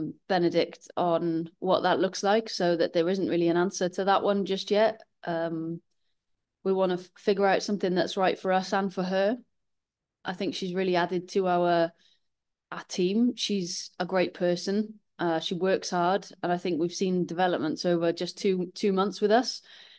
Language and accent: English; Wales, United Kingdom; But yeah, when you're Welsh and this job comes up, it's always going to be something